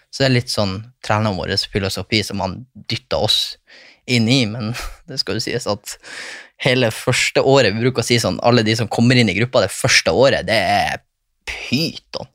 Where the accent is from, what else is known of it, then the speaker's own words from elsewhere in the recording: Bodø, Nordland, Norway; ei ekstramor i Bodø. ja. der jeg kommer fra